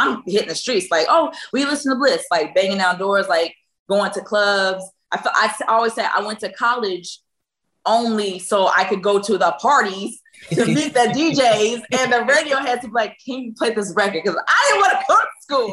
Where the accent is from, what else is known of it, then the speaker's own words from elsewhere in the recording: Virginia, United States; moved away; I'm from Virginia